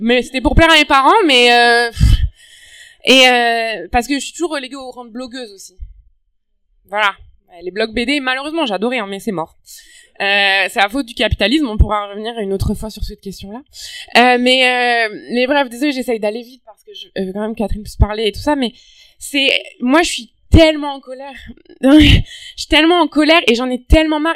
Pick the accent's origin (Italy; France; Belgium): France; now in Montreal, Canada